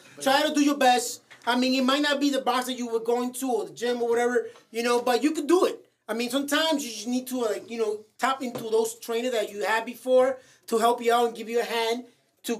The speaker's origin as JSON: {"language": "English", "town": "New York City", "region": "New York", "country": "United States", "said": "I'm from Washington Heights. We just hide for the cops"}